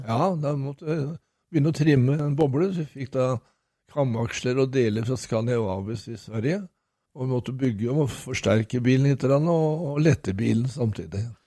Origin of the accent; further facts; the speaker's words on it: Norway; also born or lived in Nesbru; kom jeg hjem til Norge